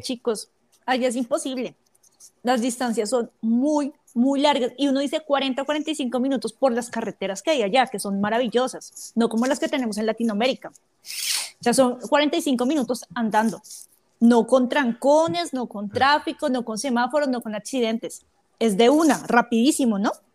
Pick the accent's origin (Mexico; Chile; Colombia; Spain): Colombia; como colombiana